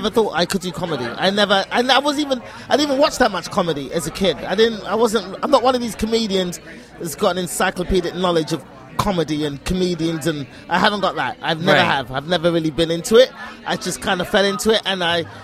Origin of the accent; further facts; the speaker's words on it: United Kingdom; I'm British.